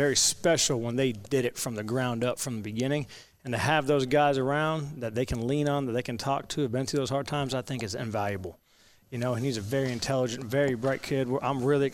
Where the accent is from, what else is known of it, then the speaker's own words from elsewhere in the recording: Florida, United States; moved away as an adult; I'm from Florida, so I spent 22 years on there